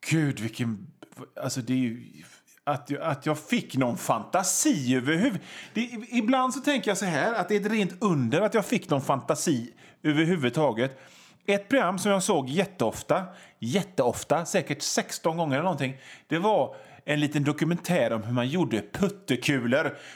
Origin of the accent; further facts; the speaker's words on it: Gothenburg, Västra Götaland, Sweden; Alltså, jag är från Göteborg och vi göteborgare säger ….